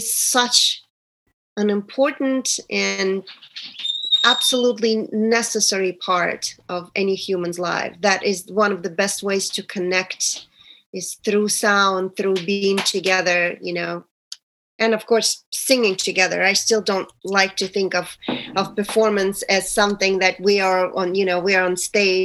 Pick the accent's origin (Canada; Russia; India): Russia; moved away as an adult; now in United States; It's been 27 years since I moved from Russia